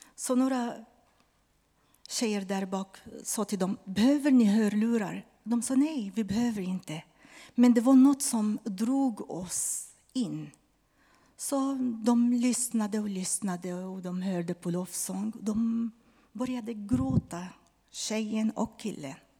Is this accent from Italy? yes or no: no; Lebanon; Swedish is a second language; now in Sweden; han var libanes från mitt hemland